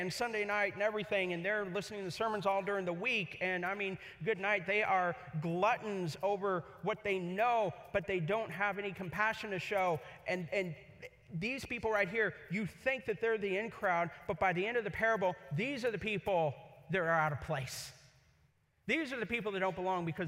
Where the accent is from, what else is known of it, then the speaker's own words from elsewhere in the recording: Kansas City, Missouri, United States; also born or lived in Columbia, Missouri; now in Los Angeles, United States; I grew up in Columbia and Kansas City, Missouri.